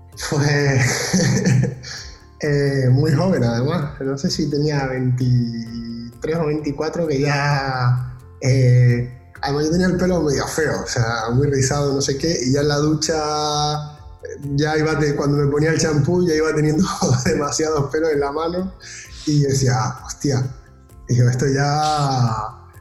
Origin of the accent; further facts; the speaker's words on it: Las Palmas de Gran Canaria, Canary Islands, Spain; moved away as an adult; me pillas en Las Palmas ahora, en mi tierra